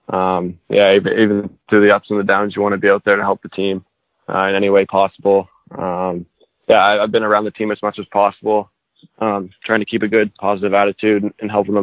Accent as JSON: {"language": "English", "town": "Halifax", "region": "Nova Scotia", "country": "Canada", "tie": "born or raised there", "said": "a kid growing up here in Halifax"}